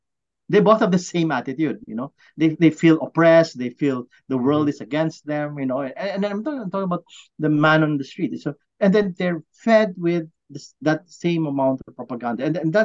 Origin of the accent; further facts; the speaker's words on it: Philippines; I am a Filipino, not a Chinese.